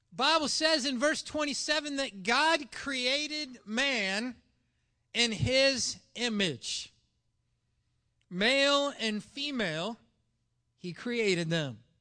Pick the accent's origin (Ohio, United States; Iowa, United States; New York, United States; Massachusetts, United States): Iowa, United States; Ottumwa; moved away; also born or lived in Linden, Nova Scotia; in Linden, Nova Scotia, I, from Ottumwa, Iowa, is known as a townie